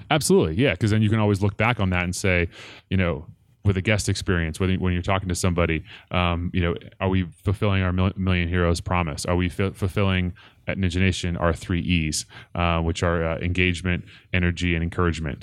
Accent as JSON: {"language": "English", "town": "Portland", "region": "Oregon", "country": "United States", "tie": "born or raised there", "moved": "as an adult", "lives_now": "Colorado, United States", "said": "I grew up in Portland, Oregon, uh, just suburb outside of Portland, Oregon, um, called Clackamas, and, uh, moved to Colorado in two thousand one to go to school at C U Boulder."}